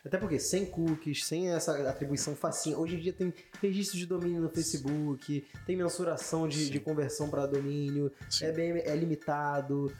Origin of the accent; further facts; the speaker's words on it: Rio de Janeiro, Brazil; a gente é carioca